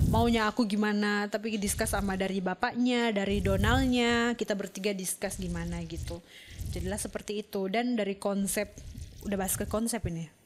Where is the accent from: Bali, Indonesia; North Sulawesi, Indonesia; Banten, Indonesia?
North Sulawesi, Indonesia; Manado; ada teman saya orang Manado juga Om Rudi Lohok